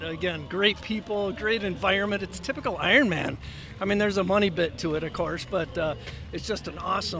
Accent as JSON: {"language": "English", "region": "Minnesota", "country": "United States", "said": "I'm from Minnesota, up by the Brainerd Lakes area, about 2.5 hours north of the Twin Cities."}